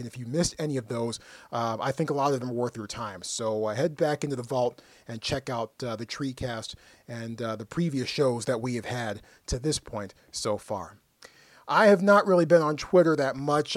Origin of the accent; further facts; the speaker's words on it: United States; I'm an American